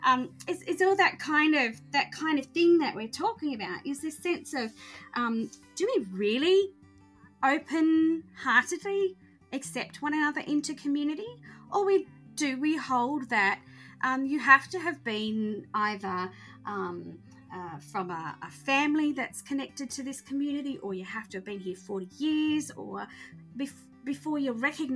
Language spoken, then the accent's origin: English; Australia; I identify as a Christian, but I also identify as an Australian, you know, white woman.